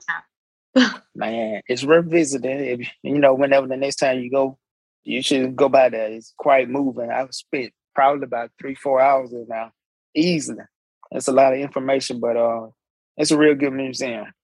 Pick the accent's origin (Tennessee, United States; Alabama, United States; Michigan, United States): Alabama, United States; I'm I'm from Alabama